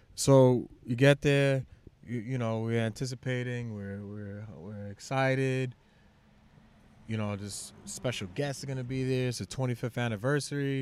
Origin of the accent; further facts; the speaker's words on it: New York City, New York, United States; I'm from Shaolin